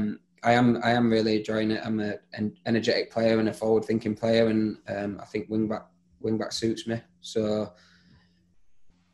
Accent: Leeds, Yorkshire and the Humber, United Kingdom; moved away as an adult; now in Bristol, United Kingdom; I am from Leeds

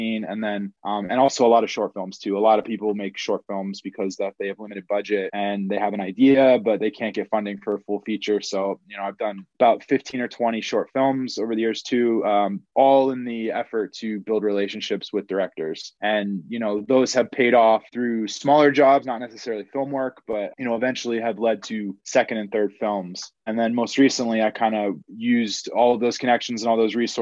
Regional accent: Vermont, United States; moved away as an adult; also born or lived in Los Angeles; I'm from Vermont, so I'm from a really small state

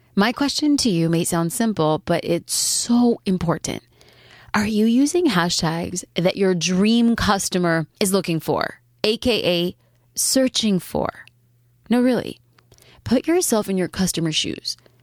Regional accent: Newport Beach, California, United States; my hometown, which would be hashtag cafe gratitude Newport Beach

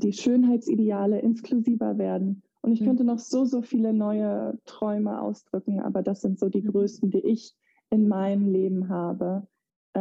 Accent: Eutin, Schleswig-Holstein, Germany; moved away as an adult; also born or lived in United States; in dem Dorf, wo ich herkomme, Eutin

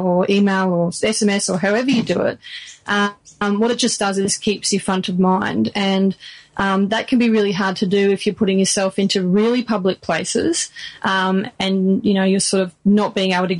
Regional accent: Australia; Australian. My grandparents were Italian, but Spanish roots

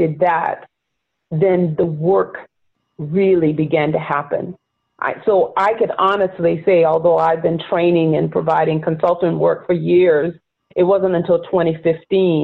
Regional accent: near Charleston, rural South Carolina, United States; also born or lived in Florida; now in New York, United States; as a Black woman growing up in rural South Carolina

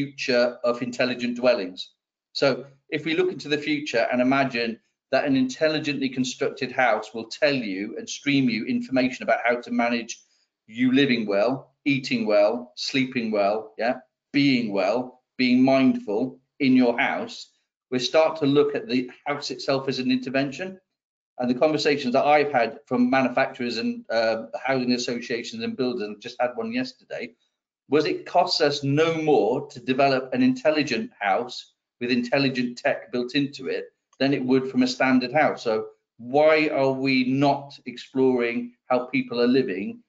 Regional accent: Wales, United Kingdom; we're Welsh for a start.

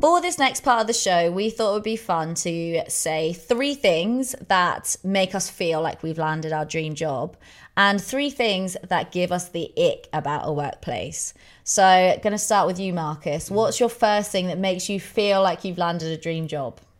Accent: England, United Kingdom; we're English

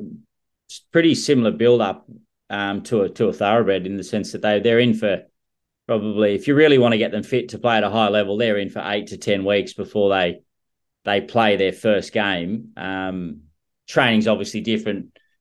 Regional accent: Scone, New South Wales, Australia; where I grew up in Scone.

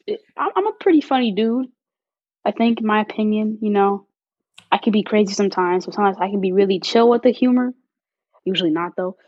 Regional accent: Chicago, Illinois, United States; also born or lived in Los Angeles, California; I'm from Chicago, Illinois

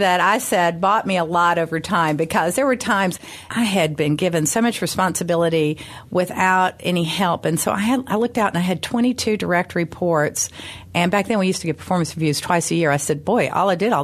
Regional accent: Memphis, Tennessee, United States; Growing up in Memphis, I went to the University of Memphis.

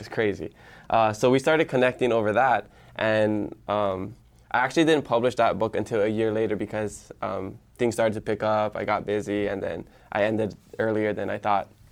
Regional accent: Hawaii Island, United States; first language Hawaiian; English is a second language; also born or lived in Hilo; for middle school and high school, I went to Kekula Onava Hill Colonial Pool in Kael on, um, Hawaii Island

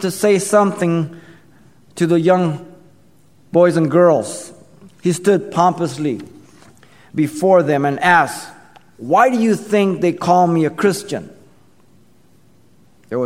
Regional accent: Mexico City, Mexico; I remember growing up in Mexico City. I was small, 4, 5, 6 years old.

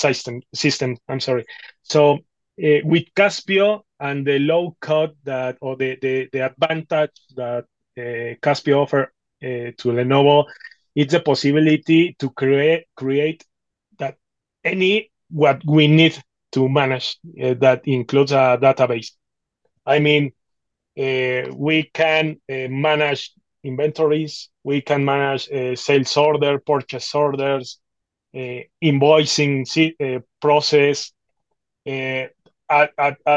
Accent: Mexico City, Mexico; I'm from Mexico City.

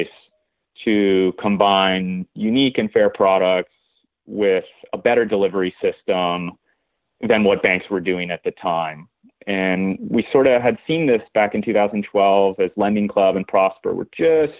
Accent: Southern California, United States; moved away as an adult; I grew up in Southern California, the son of an entrepreneur

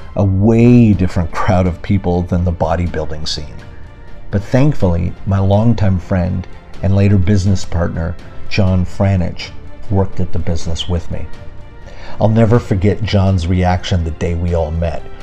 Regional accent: Canada; my hometown in Canada

